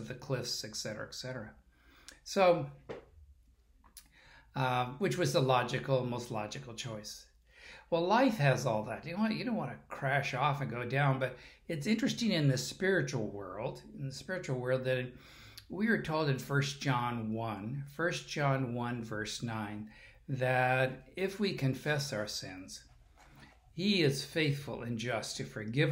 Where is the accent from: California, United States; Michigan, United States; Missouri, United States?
California, United States; I'm a Californian